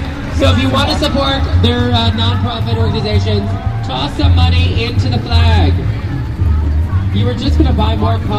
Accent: Salt Lake City, Utah, United States; now in Portland, United States; I grew up in Salt Lake City in Sugar House.

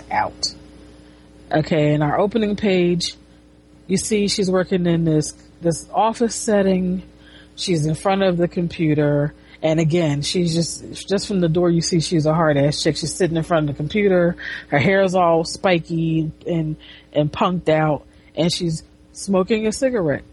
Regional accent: United States; I'm an American

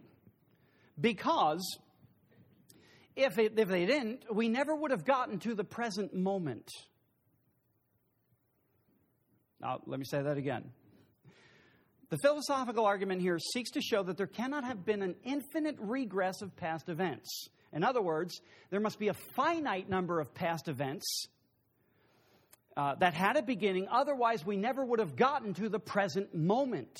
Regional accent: United States; I'm from Brooks County

